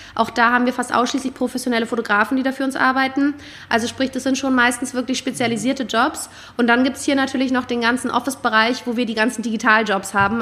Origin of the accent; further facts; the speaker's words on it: Berlin, Germany; moved away as an adult; also born or lived in London / Paris; gebürtig, bin ich Berlinerin, meine ganze Familie lebt da auch, ich bin da aufgewachsen